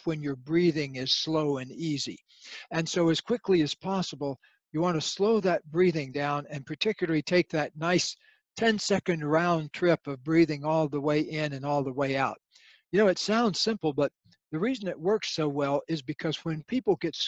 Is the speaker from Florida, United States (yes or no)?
yes; Florida, United States; I grew up in Florida